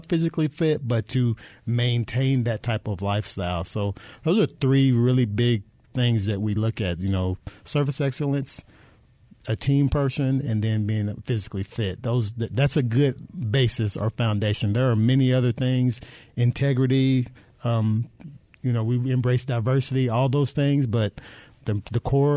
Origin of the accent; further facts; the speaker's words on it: Kentucky, United States; moved away as an adult; now in Arizona, United States; I am originally from Kentucky. I am a transplant, as most are here in Arizona